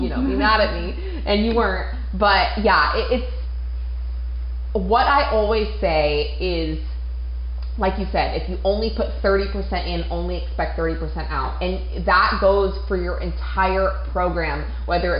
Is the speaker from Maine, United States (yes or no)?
yes; Maine, United States; moved away; Maine, which is obviously where I'm from